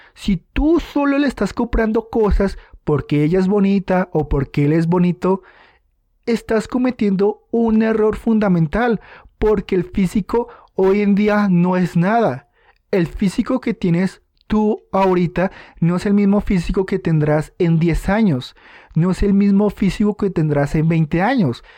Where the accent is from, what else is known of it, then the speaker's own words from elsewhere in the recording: Colombia; aquí en mi país Colombia